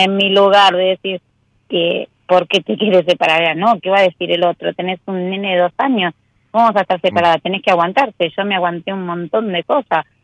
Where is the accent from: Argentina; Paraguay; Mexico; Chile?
Argentina; Soy de Casero